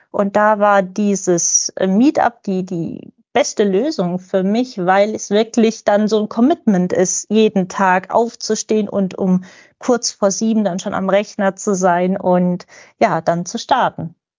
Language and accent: German; Lübeck, Schleswig-Holstein, Germany; ich komme aus Lübeck